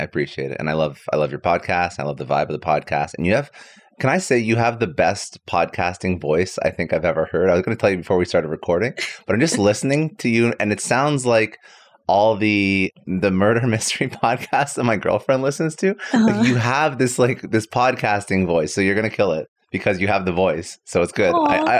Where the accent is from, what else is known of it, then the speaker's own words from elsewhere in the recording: Ottawa, Ontario, Canada; also born or lived in Toronto; I'm fully Canadian. So, you know, born in Toronto, raised in Ottawa.